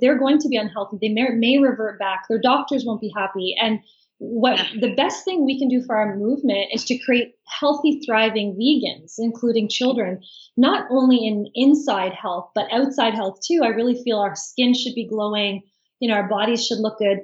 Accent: Fredericton, New Brunswick, Canada; I'm from New Brunswick, Fredericton, New Brunswick

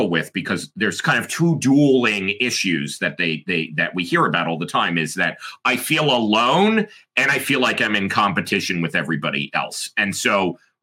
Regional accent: United States; I'm American

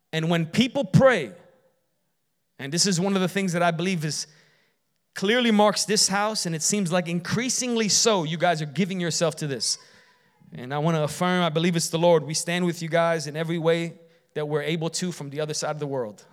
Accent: Chicago, Illinois, United States; when I grew up in Chicago

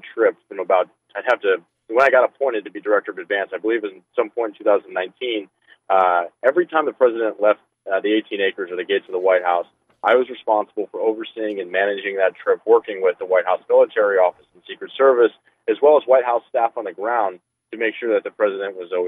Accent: Cleveland, Ohio, United States; I am from Cleveland. I grew up my entire life in northeastern Ohio. Went to high school in Shaker, and then I graduated from Cleveland State University.

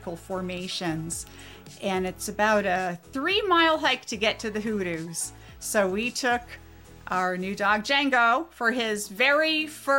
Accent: East Coast, United States; moved away; growing up on the East Coast

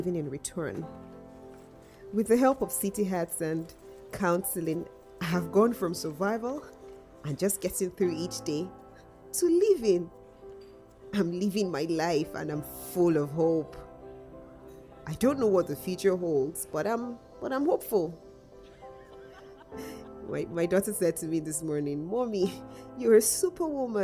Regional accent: Nigeria; also born or lived in north of England; now in United Kingdom; I was born in Nigeria. Growing up, I was starved, beaten, and abused.

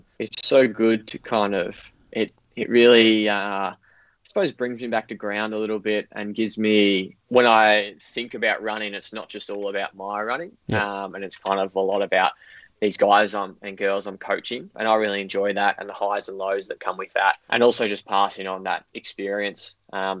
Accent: Bendigo, Victoria, Australia; also born or lived in Colac; I was born in Colac, but luckily we moved out of Colac when I was five, and moved up to Bendigo.

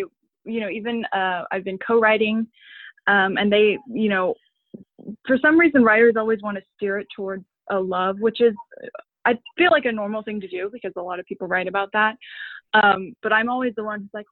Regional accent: San Antonio, Texas, United States; I'm from San Antonio

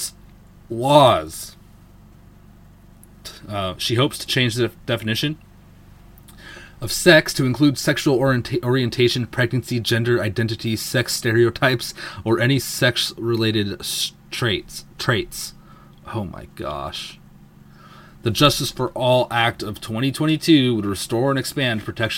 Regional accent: Seattle, Washington, United States; I'm from Seattle

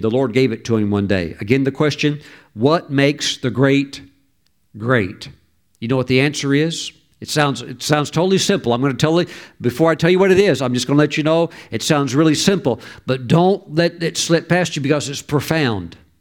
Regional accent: the South, United States; moved away; back when I was raised in the South, when I was younger

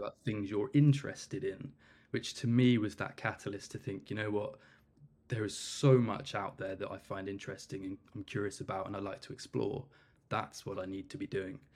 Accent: Cornwall, South West England, United Kingdom; I'm originally from Cornwall

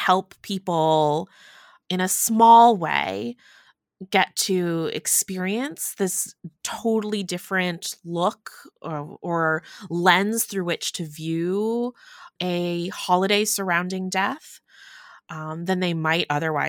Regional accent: United States; I'm Chinese American. very much have the diaspora experience

